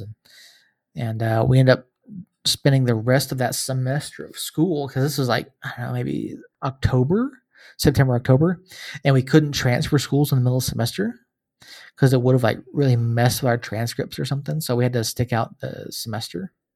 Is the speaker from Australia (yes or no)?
no; Georgia, United States; moved away as an adult; now in New Mexico, United States; I grew up in Georgia, uh, not from New Mexico originally. I've been out here, uh, eleven years